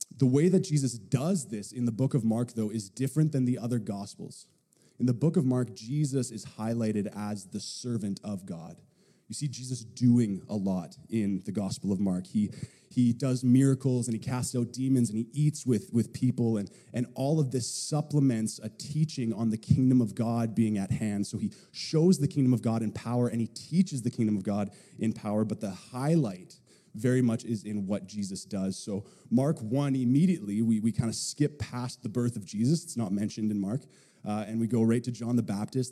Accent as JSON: {"language": "English", "town": "Powell River", "region": "British Columbia", "country": "Canada", "tie": "born or raised there", "said": "I grew up in Powell River"}